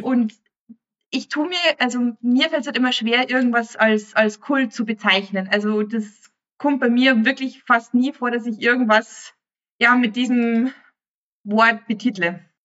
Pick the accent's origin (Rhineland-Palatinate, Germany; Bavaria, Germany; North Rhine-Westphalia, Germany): Bavaria, Germany; ich als Bayer